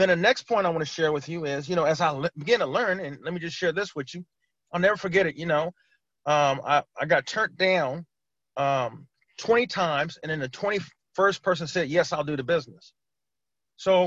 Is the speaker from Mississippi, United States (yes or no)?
no; California, United States; moved away as an adult; now in Maryland, United States; I'm originally from California